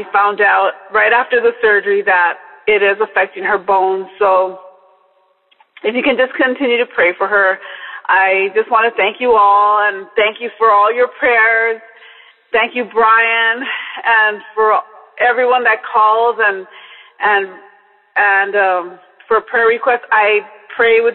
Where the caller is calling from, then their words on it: Los Angeles, California, United States; I'm calling from Los Angeles, California